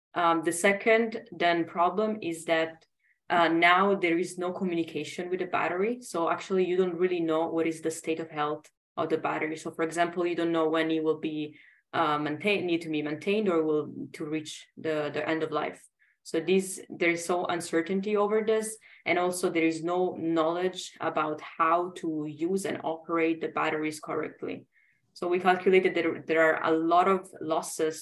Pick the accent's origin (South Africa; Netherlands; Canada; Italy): Italy; English is a second language; moved away as an adult; also born or lived in Sweden; now in Germany; I'm originally from Italy and I studied in uh, different countries and now I'm I'm in Germany